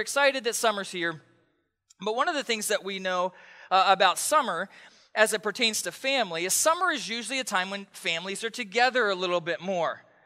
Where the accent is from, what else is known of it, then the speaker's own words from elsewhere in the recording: East Coast, United States; now in Pacific Northwest, United States; I grew up on the East Coast